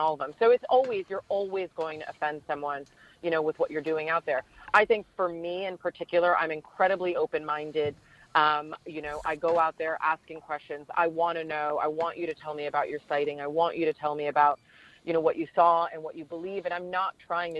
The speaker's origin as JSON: {"language": "English", "region": "New York", "country": "United States", "tie": "born or raised there", "said": "I grew up in New York"}